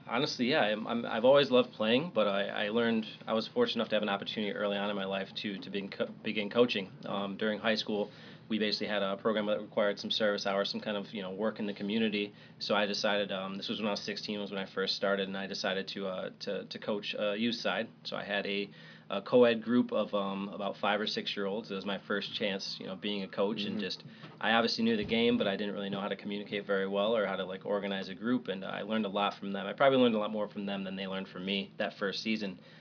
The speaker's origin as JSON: {"language": "English", "region": "Michigan", "country": "United States", "tie": "born or raised there", "moved": "yes", "said": "grew up in Michigan, is a great place to grow up"}